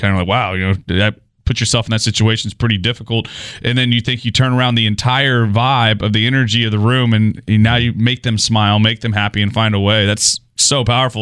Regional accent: Goliad, Texas, United States; moved away; also born or lived in Houston, Texas; Goliad, Texas is my hometown

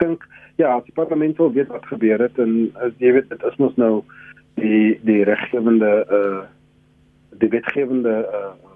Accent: South Africa

